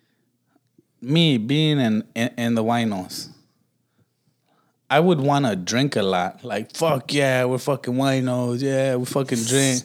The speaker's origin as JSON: {"language": "English", "town": "Los Angeles", "region": "California", "country": "United States", "moved": "yes", "said": "we're also from Watts."}